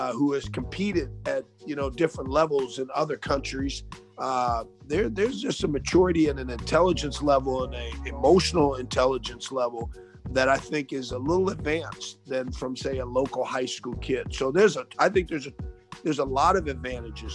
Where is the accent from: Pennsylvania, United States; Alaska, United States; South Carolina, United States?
Alaska, United States; now in Tyler, United States; I grew up in Alaska